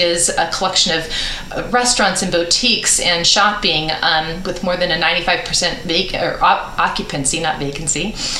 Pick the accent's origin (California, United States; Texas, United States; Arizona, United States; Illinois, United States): California, United States; Central Valley; So born and raised in the Central Valley, and my husband's actually from Visalia. So we make this our home and have for many years now.